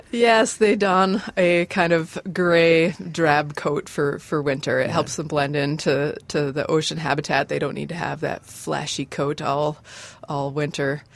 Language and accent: English; Chelmsford, Massachusetts, United States; moved away as an adult; also born or lived in Alberta / Saskatchewan / the Carolinas; now in Bemidji, United States; I grew up in Chelmsford, which is near Lowell, which is okay. about 45 minutes northwest of Boston